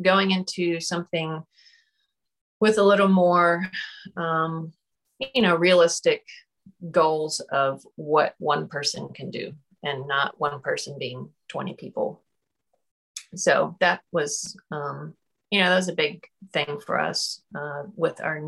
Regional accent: Wilmington, North Carolina, United States; moved away as an adult; also born or lived in Charlotte, North Carolina; now in Brunswick County, United States; I grew up in Wilmington.

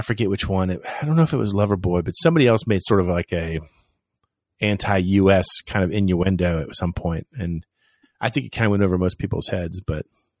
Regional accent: Florida, United States; But, you know, I'm from Florida. You know, you deal.

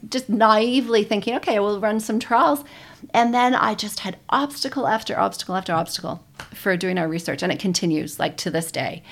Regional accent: Toronto, Ontario, Canada; moved away as an adult; also born or lived in Calgary, Canada; now in New Zealand; originally from Toronto, Canada. I grew up there

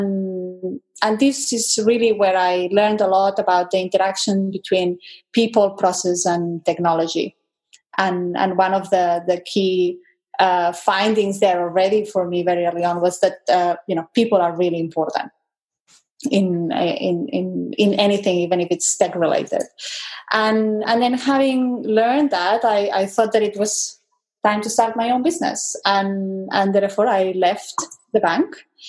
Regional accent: Spain; moved away; I grew up in Spain, and my dad there, he was running a company

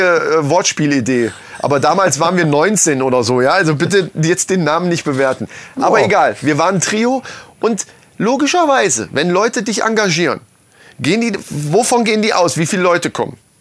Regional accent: Lohfelden, Hesse, Germany; wir sind in Lofelden aufgewachsen

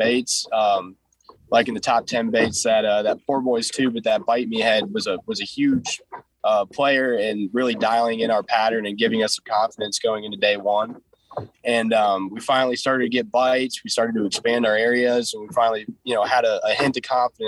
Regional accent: Fortville, Indiana, United States; I'm from Cordsville, Indiana

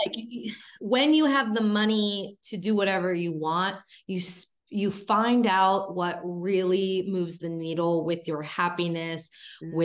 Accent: Pittsburgh, Pennsylvania, United States; also born or lived in Seattle / California / Fort Lauderdale, Florida; now in Florida, United States; I decided to actually go back to my hometown. My mom lives in Pittsburgh

